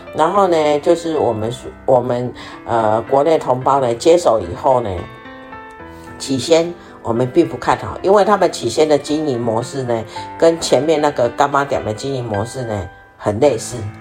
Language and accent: Chinese; Taiwan; now in South Africa